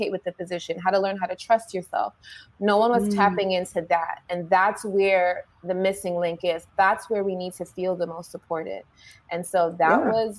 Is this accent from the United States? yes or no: yes; New York City, New York, United States; I started in New York, in the Bronx, in my hometown, at a children's hospital